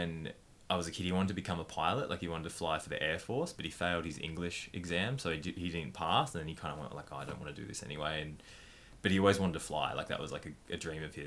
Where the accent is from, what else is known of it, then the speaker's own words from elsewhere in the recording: Wodonga, Victoria, Australia; I was born in Wodonga in Victoria and grew up super loving family.